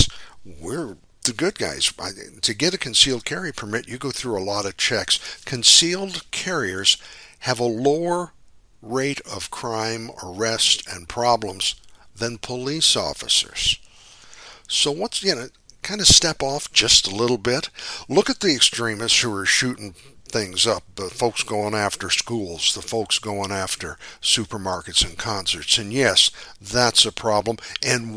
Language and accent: English; Midwest, United States; now in California, United States; I grew up in the Midwest